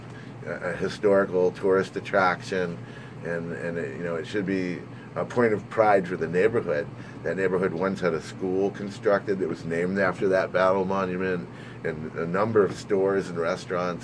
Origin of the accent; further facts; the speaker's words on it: Wilkes-Barre, Pennsylvania, United States; now in Trenton, United States; I grew up in Wilkes-Barre